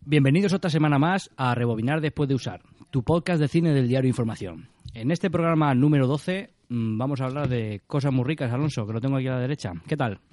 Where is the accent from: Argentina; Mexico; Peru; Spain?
Spain; Alicante, Valencian Community; los que somos de Alicante